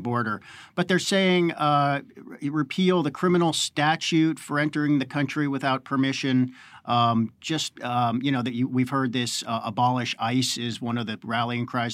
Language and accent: English; Pittsburgh, Pennsylvania, United States; I'm from Pittsburgh